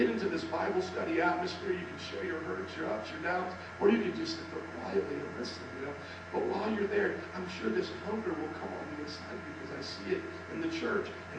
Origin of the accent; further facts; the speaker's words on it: Indiana, United States; also born or lived in New Orleans; now in Chicago, United States; I was from Illinois. I mean, Indiana.